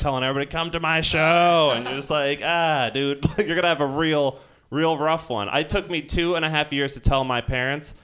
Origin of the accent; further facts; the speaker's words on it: Marin County, California, United States; I come from Marin County